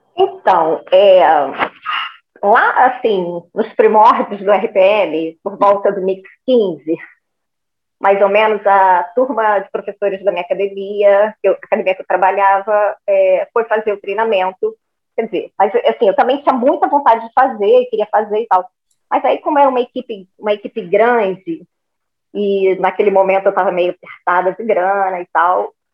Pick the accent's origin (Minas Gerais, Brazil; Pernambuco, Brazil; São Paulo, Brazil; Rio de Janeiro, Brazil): Rio de Janeiro, Brazil; now in Macaé, Brazil; eu sou carioca, mas eu já estou há uns 20 anos em Macaé